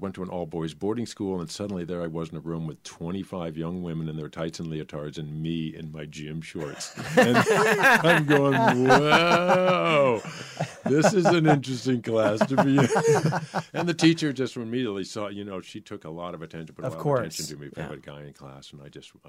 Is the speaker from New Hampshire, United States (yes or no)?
yes; Concord, New Hampshire, United States; I grew up in New Hampshire. I grew up in Concord, New Hampshire, and had never seen dancing, had never seen ballet or anything.